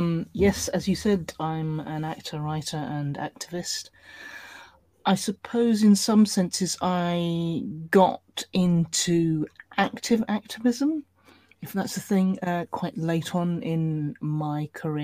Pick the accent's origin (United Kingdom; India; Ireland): United Kingdom; in terms of being a British minority, how we were perceived, represented, engaged with within our own industry was pretty appalling